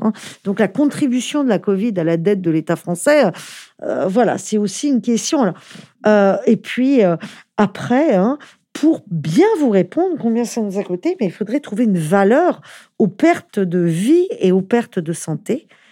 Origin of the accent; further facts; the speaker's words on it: France; en tant que Français